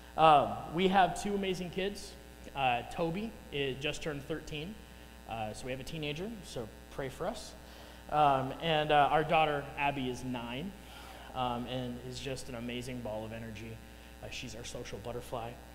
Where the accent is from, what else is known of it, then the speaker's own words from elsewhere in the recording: Chicago, Illinois, United States; accent: Chicago; moved away as an adult; now in Council Bluffs, United States; I'm originally from the Chicago area